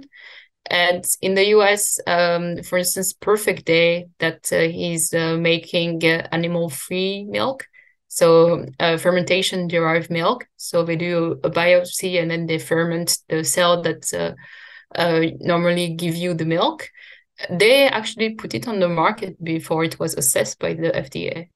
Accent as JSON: {"language": "English", "country": "France", "tie": "born or raised there", "said": "I grew up in France"}